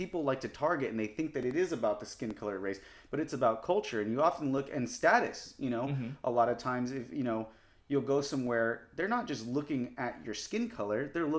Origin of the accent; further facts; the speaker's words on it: United States; You know, like Americanized, like I was born in America. Yeah. I was here the whole time. I didn't grow up in Mexico. I don't even have any living relatives that I know of in Mexico.